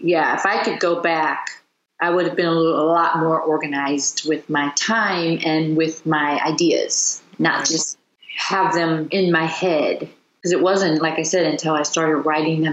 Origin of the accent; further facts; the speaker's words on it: United States; also born or lived in London; being an American, you know, when I did live in London and I moved home